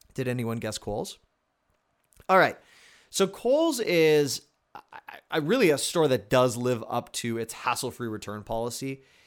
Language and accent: English; Canada; I'm Canadian